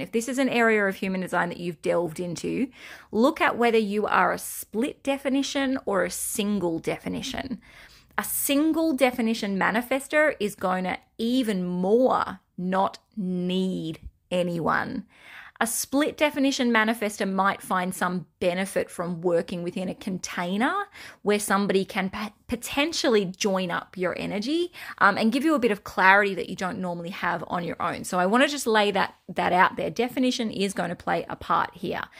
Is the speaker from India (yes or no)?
no; Australia; accent: Australian; my Australian accent